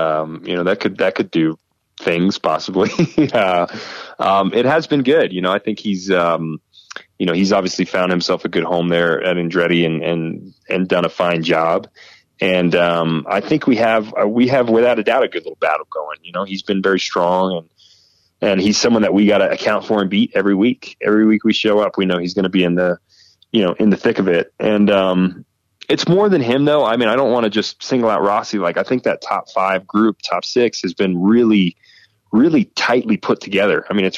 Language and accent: English; Nashville, Tennessee, United States; also born or lived in England; I was born and raised in Nashville, Tennessee. And I think a couple of the years that I spent in England also probably evened me out.